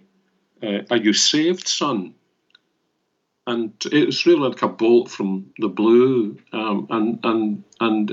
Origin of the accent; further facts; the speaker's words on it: Glasgow, Scotland, United Kingdom; I was born and brought up in Glasgow